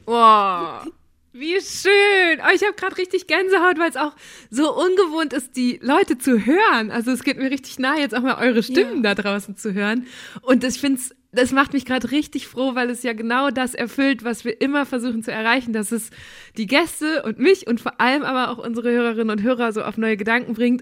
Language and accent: German; Münsterland, North Rhine-Westphalia, Germany; ich komme aus Münsterland